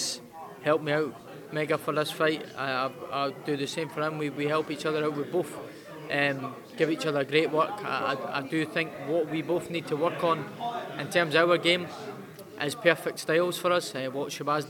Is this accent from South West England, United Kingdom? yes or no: no; Edinburgh, Scotland, United Kingdom; back home in my hometown in front of my home fans